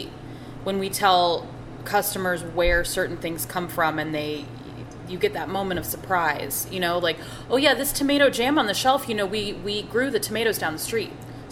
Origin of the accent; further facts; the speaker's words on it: Iowa and Michigan, Midwest, United States; moved away; I am not Southern in any way, shape, or form. I'm a true Midwest girl to my core, raised in Iowa and Michigan